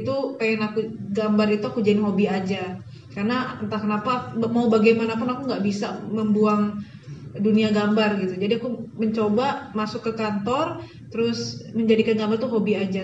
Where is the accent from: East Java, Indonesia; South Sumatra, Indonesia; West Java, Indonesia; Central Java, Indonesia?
South Sumatra, Indonesia; Palembang; moved away; also born or lived in Bandung; aku dari, asalnya dari Palembang